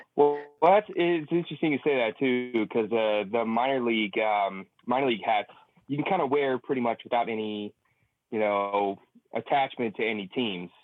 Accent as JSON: {"language": "English", "town": "San Francisco", "region": "California", "country": "United States", "said": "We're both from San Francisco, both from the Bav"}